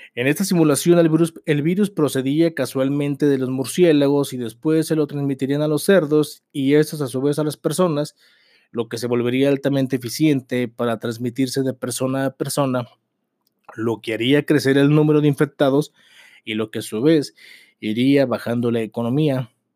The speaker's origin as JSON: {"language": "Spanish", "country": "Mexico", "said": "como mexicanos somos personas valemadristas"}